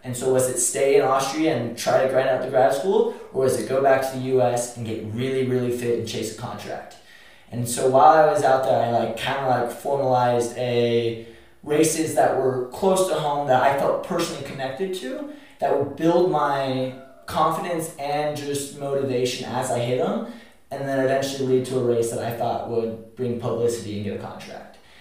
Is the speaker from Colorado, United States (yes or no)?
yes; Boulder, Colorado, United States; also born or lived in Arkansas; I grew up in Boulder, Colorado